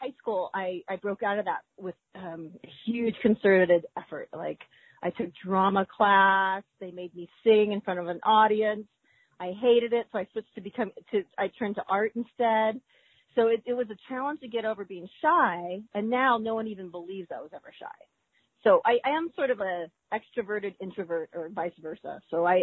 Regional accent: California, United States; I only know my hometown. Oh, I only know California.

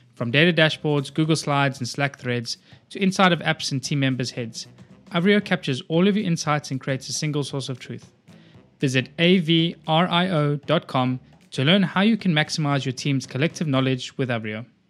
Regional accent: South Africa; also born or lived in Copenhagen / Boulder, Colorado; now in Cyprus; I grew up in South Africa. I've been living in Cyprus for the last eighteen, nineteen years now

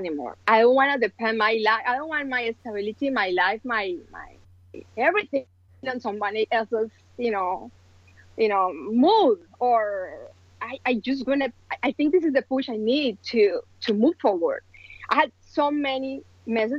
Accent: Colombia; moved away as an adult; now in United States; I am original from Colombia, and I moved to the States almost 18 years ago

